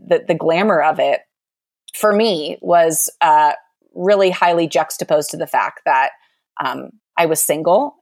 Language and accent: English; outside of Aspen, Colorado, United States; moved away; also born or lived in Louisville / Boise, Idaho / Sun Valley, Idaho; I grew up outside of Aspen